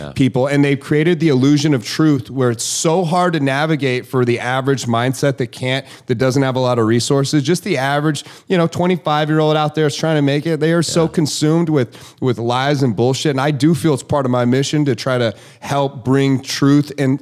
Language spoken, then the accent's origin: English; Nevada, United States; moved away as an adult; also born or lived in Idaho; now in Hayden Lake, Idaho, United States; I grew up in Nevada